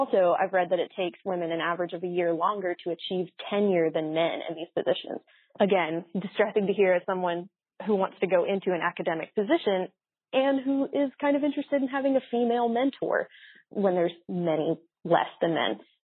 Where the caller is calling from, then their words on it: Waco, Texas, United States; I'm calling from Waco, Texas. I'm a senior at a small Baptist university here in the South